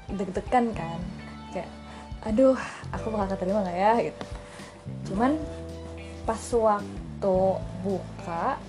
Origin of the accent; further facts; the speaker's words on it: Garut, West Java, Indonesia; aku kan asal Garut di SMA 1 Garut